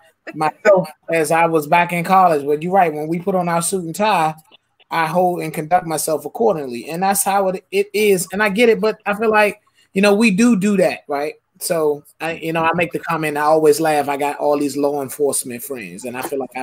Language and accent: English; Suitland, Maryland, United States; I grew up in Suitland, you know what I'm saying? I grew up off of Swan Road and Silver Hill Road